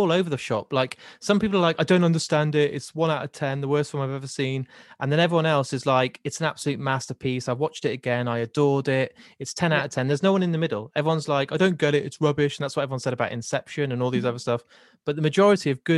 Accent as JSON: {"language": "English", "country": "United Kingdom", "said": "I'm British."}